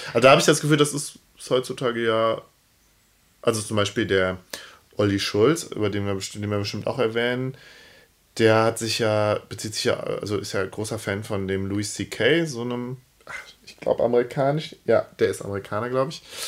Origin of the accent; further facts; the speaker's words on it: Cologne, North Rhine-Westphalia, Germany; als äh, Kölner